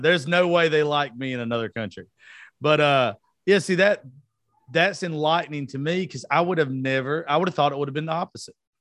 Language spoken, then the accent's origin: English; Georgia, United States; I grew up in Georgia.